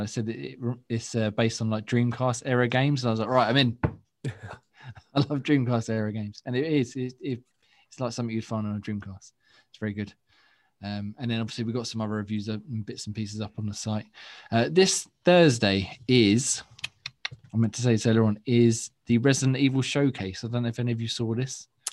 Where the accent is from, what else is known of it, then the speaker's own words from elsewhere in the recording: England, United Kingdom; accent: English; chavvy; our uh, English accents